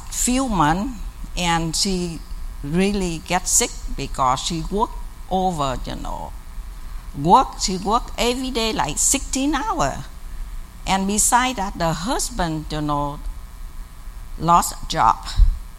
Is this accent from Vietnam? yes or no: yes; South Vietnam, Vietnam; moved away; I come from South Vietnam